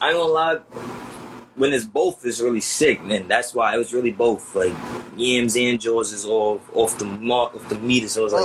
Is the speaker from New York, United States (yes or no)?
yes; New York City, New York, United States; I'm from Queens